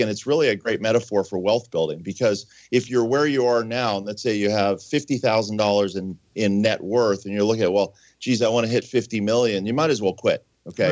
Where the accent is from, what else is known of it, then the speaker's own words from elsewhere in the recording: Pittsburgh, Pennsylvania, United States; I grew up in Pittsburgh